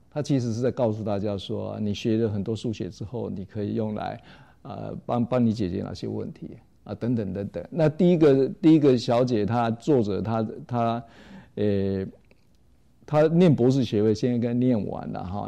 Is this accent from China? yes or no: no; Taiwan; 在我们台湾话里面怎么念